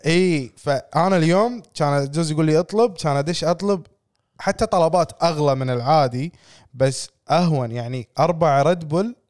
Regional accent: Kuwait; إحنا ككويتيين

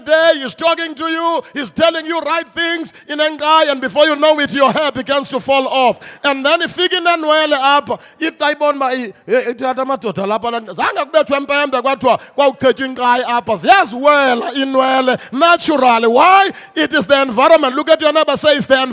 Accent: Mthatha, Eastern Cape, South Africa; moved away; I come from the Transkei, old Transkei, Kulele Mtata, and right there, Mtata, we had a president in our homeland

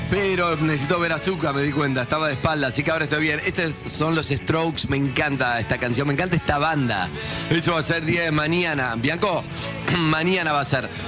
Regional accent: Misiones, Argentina; Yo vengo de las cataratas del Iguazú, me parece cosa de chicos, un salto de 8 metros

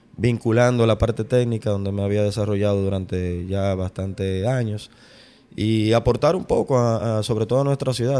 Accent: Santo Domingo, Distrito Nacional, Dominican Republic; yo soy de la capital

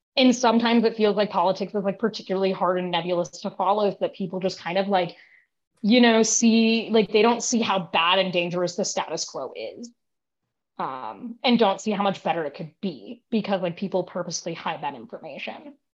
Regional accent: Connecticut, United States; moved away as an adult; now in Providence, United States; I actually grew up in Connecticut

